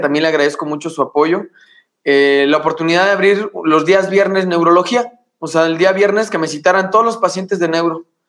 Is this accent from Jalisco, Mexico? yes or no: no; Morelia, Michoacán, Mexico; moved away as an adult; now in Guanajuato, Mexico; de donde soy, que es Morelia, Michoacán